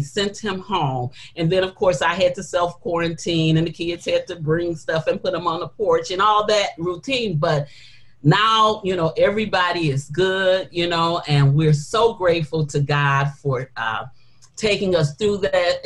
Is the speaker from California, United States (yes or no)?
no; Detroit, Michigan, United States; I don't live in Detroit now. I was born and raised in Detroit